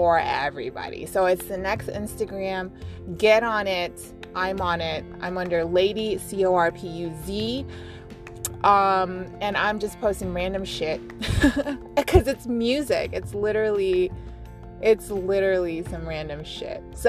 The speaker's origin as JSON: {"language": "English", "town": "Las Vegas", "region": "Nevada", "country": "United States", "said": "we're from Las Vegas"}